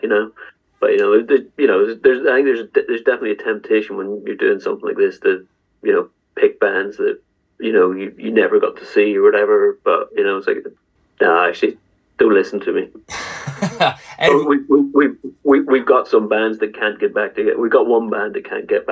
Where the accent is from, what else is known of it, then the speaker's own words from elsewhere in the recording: Northern Ireland, United Kingdom; growing up in Northern Ireland